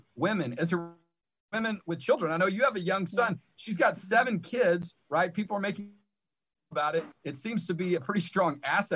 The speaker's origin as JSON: {"language": "English", "town": "Houston", "region": "Texas", "country": "United States", "tie": "born or raised there", "said": "the areas where I grew up in Houston."}